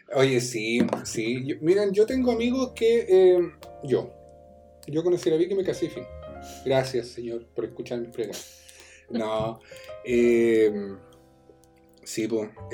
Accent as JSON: {"language": "Spanish", "country": "Chile", "said": "nuestro sur de Chile"}